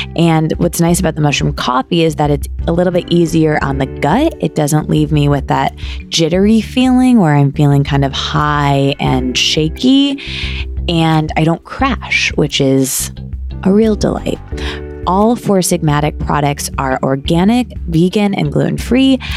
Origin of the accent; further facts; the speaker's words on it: Michigan, United States; I can't say I'm from Michigan without whipping out my hand and pointing to the middle, which is the location of my hometown